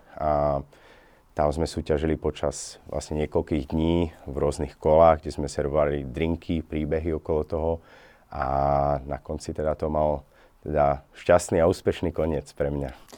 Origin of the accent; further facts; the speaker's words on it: Slovakia; now in Norway; originálne pochádzam vlastne zo Slovenska